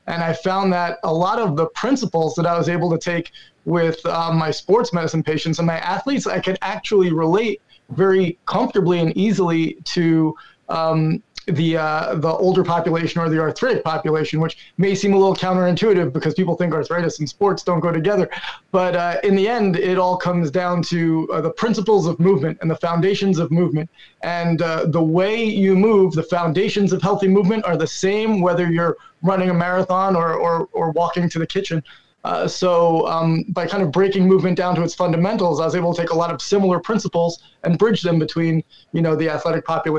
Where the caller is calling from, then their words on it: Brooklyn, New York, United States; Brooklyn, New York.